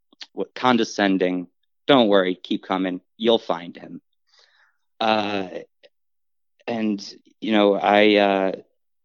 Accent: Englewood, New Jersey, United States; I was born and raised in Englewood, New Jersey, in Bergen County

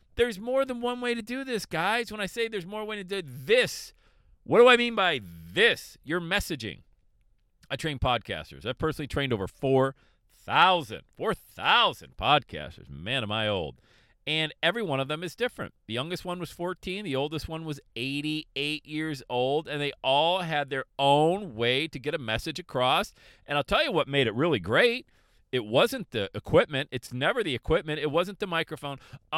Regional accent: Buffalo, New York, United States; Some people say I sound like I'm still from Buffalo, New York, which I don't think so.

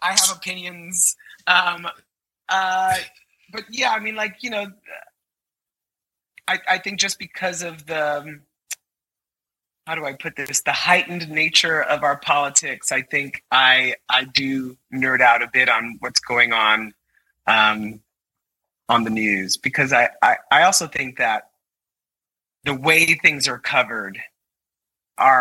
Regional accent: New York City, New York, United States; I'm a kid from Brooklyn

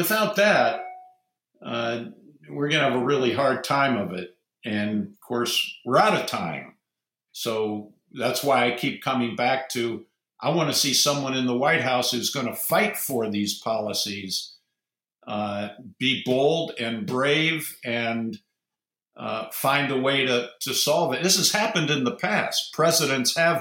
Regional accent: Ohio, United States; I'm from Ohio

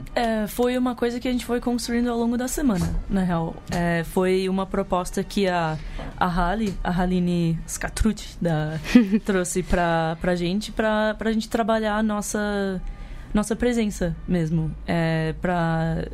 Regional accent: United States; moved away as an adult; also born or lived in New York; now in Brazil; eu nasci nos Estados Unidos, cresci lá, fui pra faculdade lá

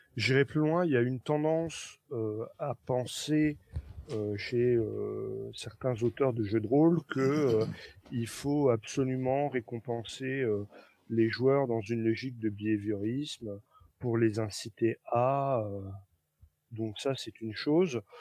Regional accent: Nancy, Grand Est, France; moved away; à Nancy. bien que ce soit ma terre natale

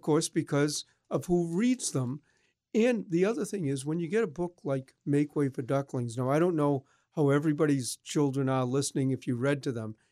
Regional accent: Boston, Massachusetts, United States; I grew up in Boston

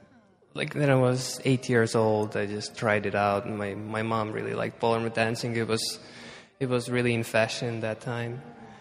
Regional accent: Estonia; Well, it was a very different time. Estonia was under Soviet Russia. We were just part of this whole big part of Russia. And we were very poor.

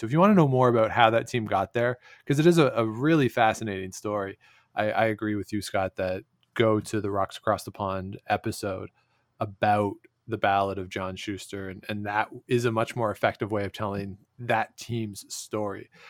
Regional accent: Canada; born or raised there

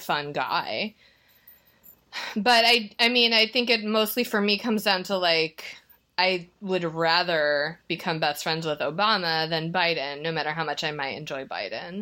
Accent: Normal, Illinois, United States; I'm from Normal, Illinois, which is the birthplace of Steak and Shake

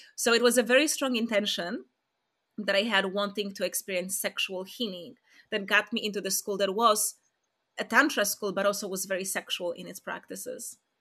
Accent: Poland; moved away; I'm from Poland

